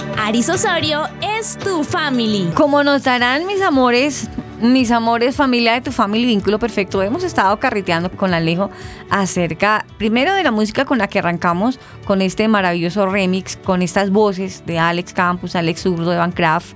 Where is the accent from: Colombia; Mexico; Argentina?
Colombia; en nuestro término colombiano